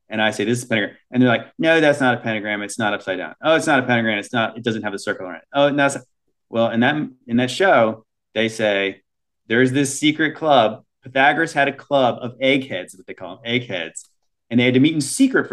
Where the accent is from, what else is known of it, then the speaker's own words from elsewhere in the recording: United States; as Americans, would we grow up